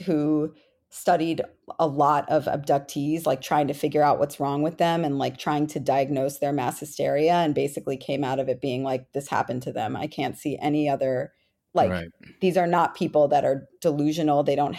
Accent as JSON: {"language": "English", "region": "Florida", "country": "United States", "tie": "born or raised there", "said": "Now it's Marco Rubio, from my home state of Florida."}